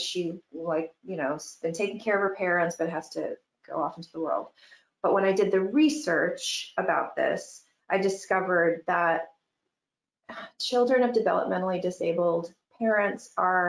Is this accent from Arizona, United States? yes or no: no; Michigan, United States; Growing up in Michigan, you know, things are a little conservative and a little prudy.